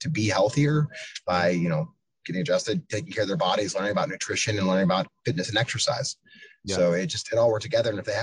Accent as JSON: {"language": "English", "region": "Pennsylvania", "country": "United States", "also_born_or_lived": "Chicago", "moved": "as an adult", "lives_now": "Chattanooga, United States", "said": "from Pennsylvania, but live in Tennessee now, in Chattanooga, Tennessee"}